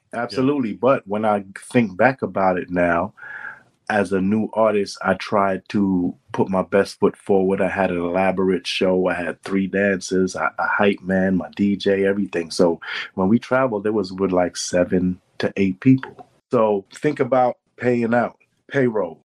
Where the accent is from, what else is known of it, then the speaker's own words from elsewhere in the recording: New York City, New York, United States; I'm from Brooklyn